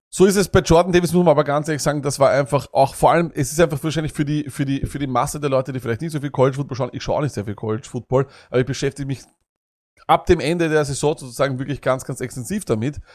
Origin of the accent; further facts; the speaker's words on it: Austria; wir als Österreicher